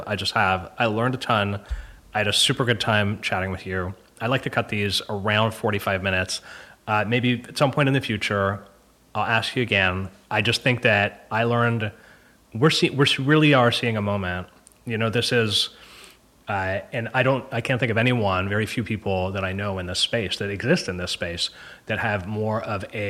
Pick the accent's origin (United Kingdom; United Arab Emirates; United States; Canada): Canada; I'm Canadian. I can't help it. I always undervalue myself. It's what I do, you know? And it's what we all do as a population.